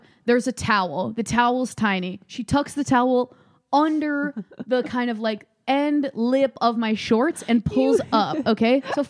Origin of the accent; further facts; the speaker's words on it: Midwest, United States; I'm from the Midwest, my most of my family is like very overweight